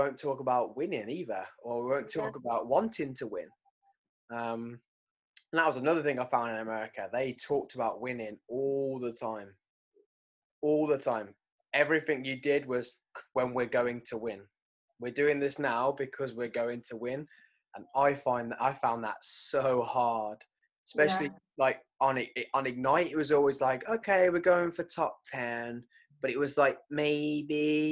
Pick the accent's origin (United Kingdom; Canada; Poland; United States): United Kingdom; we're British